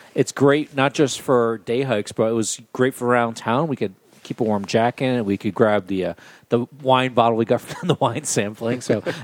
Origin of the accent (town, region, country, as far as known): Coventry, Rhode Island, United States; born or raised there; now in Boulder, Colorado, United States